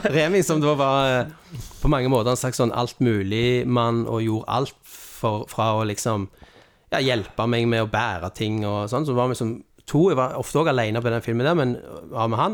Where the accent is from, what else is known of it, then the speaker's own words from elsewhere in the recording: Stavanger, Rogaland, Norway; jeg kommer fra Carl Hammeren